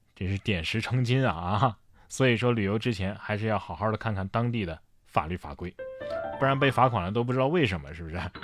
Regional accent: Sichuan, China; 我们四川人

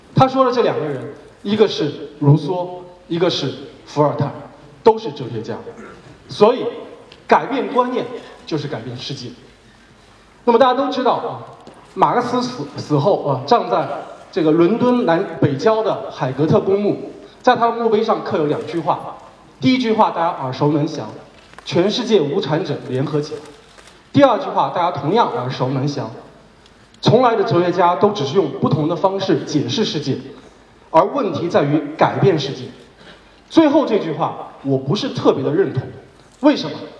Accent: China; 我是出生在三线城

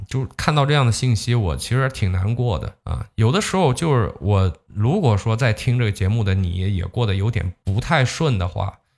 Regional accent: Zhejiang, China; 你像我们浙江这边就经常这么说，开店容易守店难

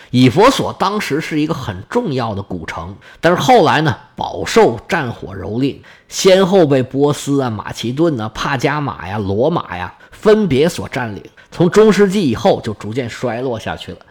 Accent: China; 我们中国人

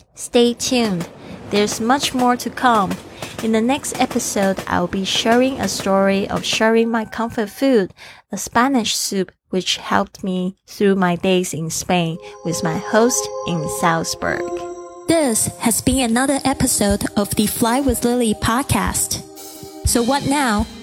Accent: Kaohsiung, Taiwan; my hometown Kaohsiung

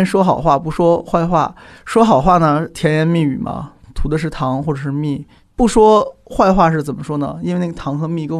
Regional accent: China; 是我们中国人玩法是，但凡是个事情，都会有主管他的人。

